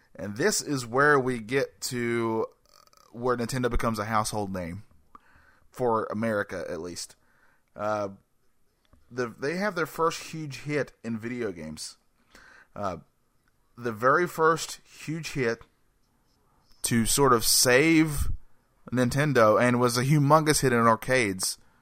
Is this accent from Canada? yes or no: no; North Carolina, United States; I'm a man from North Carolina